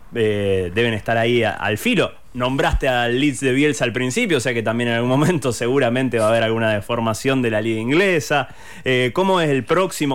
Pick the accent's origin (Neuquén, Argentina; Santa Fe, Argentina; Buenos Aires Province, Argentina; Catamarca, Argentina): Santa Fe, Argentina; Rosario; nosotros somos de Rosario